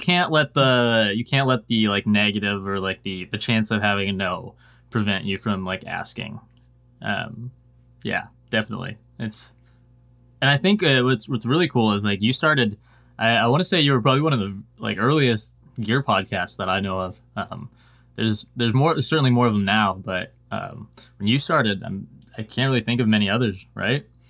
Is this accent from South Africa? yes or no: no; Washington, United States; also born or lived in Oregon; now in Nashville, United States; a family moved up to Washington when I was, like, five or six. And, uh, spent most of my life in Washington State.